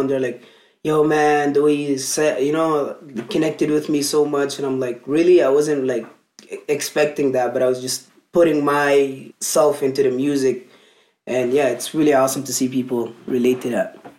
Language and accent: English; Merowe, Northern, Sudan; also born or lived in Alberta, Canada; now in Canada; where I come from in Sudan, it's northern Sudan. So like my hometown is called Merawi.